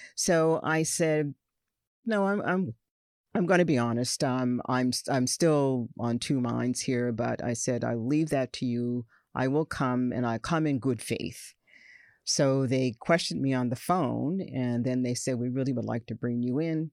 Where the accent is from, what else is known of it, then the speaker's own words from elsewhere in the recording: Nova Scotia, Canada; born of immigrant parents and raised in a province with a history of negative race relations, and racial segregation